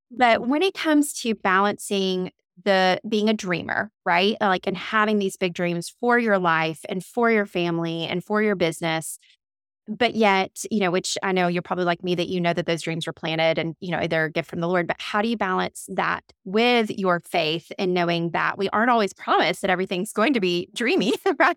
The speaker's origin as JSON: {"language": "English", "town": "Montgomery", "region": "Alabama", "country": "United States", "tie": "born or raised there", "also_born_or_lived": "Warner Robins, Georgia", "accent": "twang", "moved": "yes", "said": "I was actually originally born and raised in Montgomery, Alabama, but my family is from Fort Valley, Georgia."}